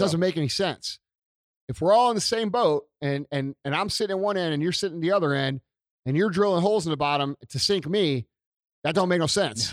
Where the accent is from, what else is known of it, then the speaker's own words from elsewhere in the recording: St. Louis, Missouri, United States; being from Saint Louis